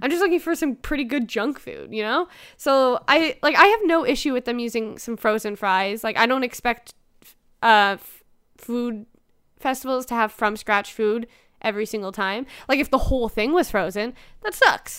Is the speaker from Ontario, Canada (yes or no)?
yes; Toronto, Ontario, Canada; I'm from Toronto. I live, like, twenty minutes from Apocalypse.